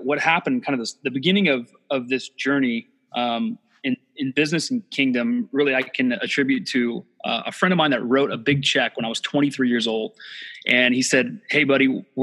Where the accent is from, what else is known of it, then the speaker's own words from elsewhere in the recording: Northern California, United States; also born or lived in Dallas, Texas; now in Santa Barbara, United States; I grew up in Northern California